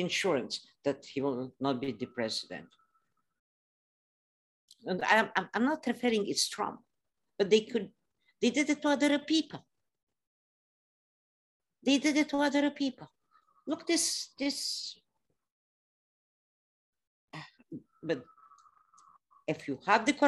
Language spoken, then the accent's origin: English; Transylvania, Romania; English is a second language; moved away as an adult; now in United States; I am from Transylvania, but that's became part of Romania.